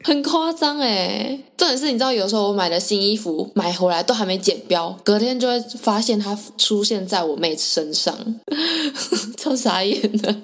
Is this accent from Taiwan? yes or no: yes; southern Taiwan, Taiwan; 因为我的家乡算是在南部